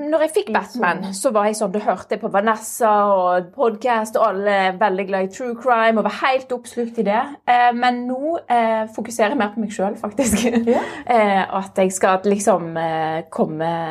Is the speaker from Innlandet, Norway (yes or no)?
no; Florø, Vestland, Norway; now in Stavanger, Norway; kom opprinnelig fra Florø, en liten eh, by helt med kysten.